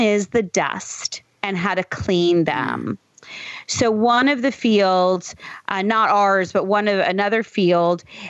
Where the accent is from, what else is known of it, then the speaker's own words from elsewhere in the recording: Southern Connecticut, United States; I grew up in Southern Connecticut